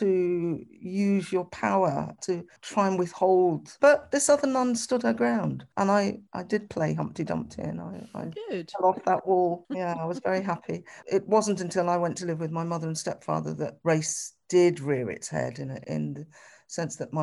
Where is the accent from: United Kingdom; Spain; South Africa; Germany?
United Kingdom; Birmingham, West Midlands; where are you from? I could answer that, Birmingham